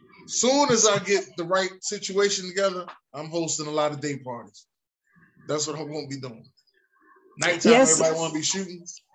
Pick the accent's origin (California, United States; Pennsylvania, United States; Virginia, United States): Pennsylvania, United States; Philadelphia; from Philadelphia, North Philly.